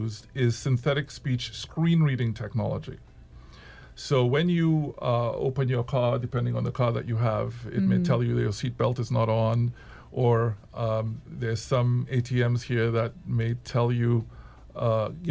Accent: Trinidad & Tobago; moved away; also born or lived in United States; as a Trinidadian citizen

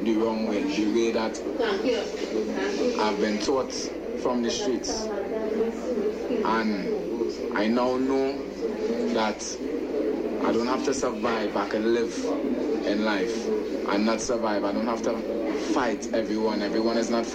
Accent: Trinidad & Tobago; I grew up in Bonnet Gardens

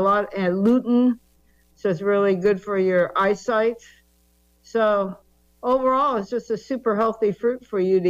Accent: California, United States; I am a native Californian. I grew up in California

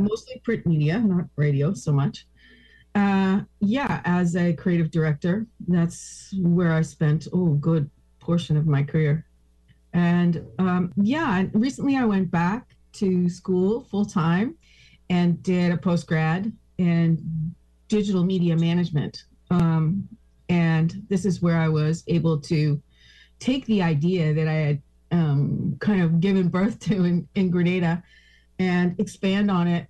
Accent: Toronto, Ontario, Canada; moved away as an adult; also born or lived in Caribbean; I'm originally from Toronto, but spent about 2 decades in the Caribbean.

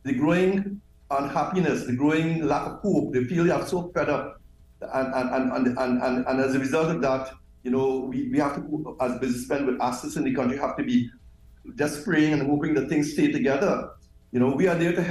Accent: Trinidad & Tobago; I'm from the Caribbean

